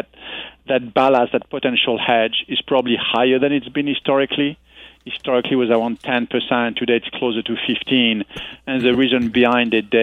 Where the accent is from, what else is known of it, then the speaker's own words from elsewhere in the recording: France; moved away as an adult; now in United States; I come from France